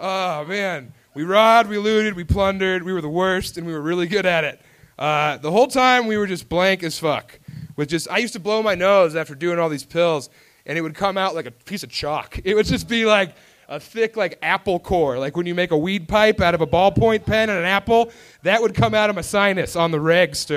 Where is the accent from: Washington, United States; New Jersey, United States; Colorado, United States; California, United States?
Colorado, United States; Elizabeth; I was from Elizabeth, Colorado